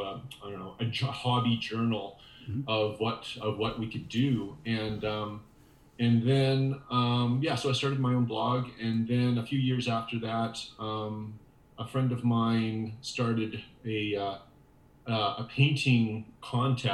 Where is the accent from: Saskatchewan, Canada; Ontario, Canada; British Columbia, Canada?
Saskatchewan, Canada; I'm from the Canadian prairies in Saskatchewan. I was born and raised here